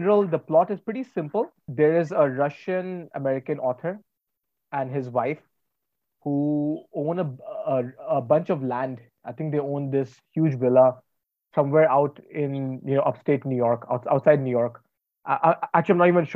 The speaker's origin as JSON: {"language": "English", "town": "Varanasi", "region": "Uttar Pradesh", "country": "India", "tie": "born or raised there", "said": "someone who's from Banaras"}